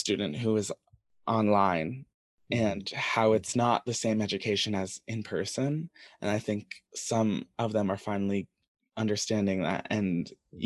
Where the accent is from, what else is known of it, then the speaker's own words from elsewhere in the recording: Westport, Connecticut, United States; I come from Westport, where there's a lot of people who are very similar to me.